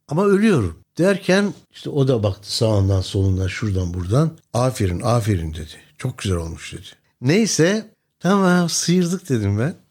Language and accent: Turkish; Gülnar, Mersin, Turkey; Benim doğup büyüdüğüm yer Taşeli Platosu. Mersin'in Gülnar kasabasında.